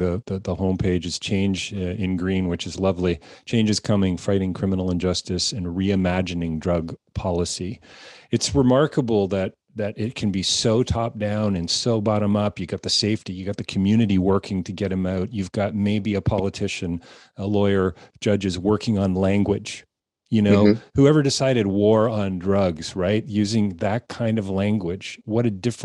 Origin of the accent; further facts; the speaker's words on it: Canada; being Canadian